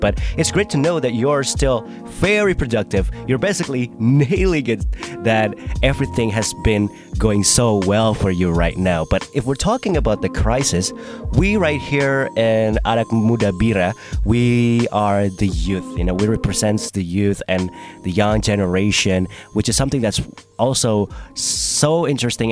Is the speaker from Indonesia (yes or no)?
yes; Indonesia; I'm from Indonesia and I'm a I can say that I'm a young person in Indonesia.